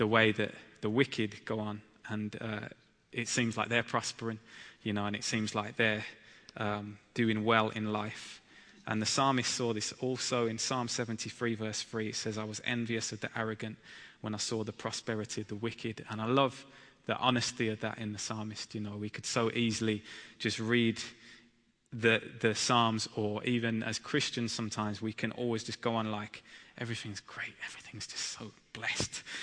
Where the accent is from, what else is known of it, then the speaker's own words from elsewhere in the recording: Birmingham, West Midlands, United Kingdom; I'm from Birmingham, and my wife Abby is from London